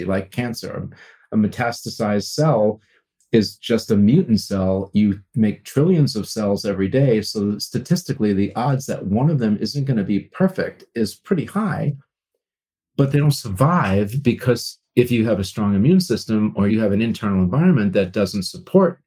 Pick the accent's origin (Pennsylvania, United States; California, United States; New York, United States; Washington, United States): New York, United States; Long Island; I grew up on Long Island, New York